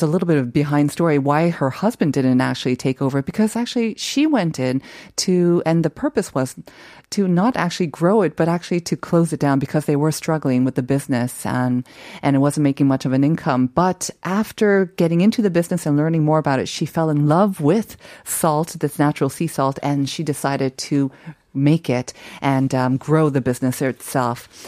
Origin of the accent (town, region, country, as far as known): Seoul, South Korea; born or raised there; moved away; also born or lived in Bigeumdo, Shinan County